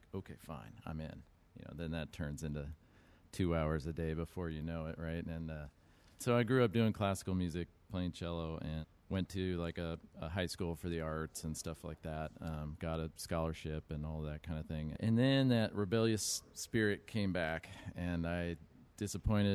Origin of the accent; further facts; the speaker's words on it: Los Angeles, California, United States; I grew up in Los Angeles